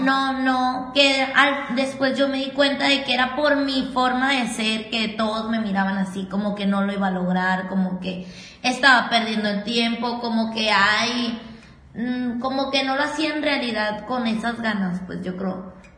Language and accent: Spanish; Mexicali, Baja California, Mexico; de Mexicali